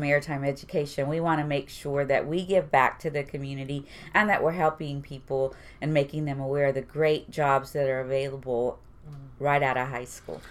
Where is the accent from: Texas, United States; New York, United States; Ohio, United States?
Texas, United States; Houston; I went to Milby for two and a half years, and I graduated from Stephen F. Austin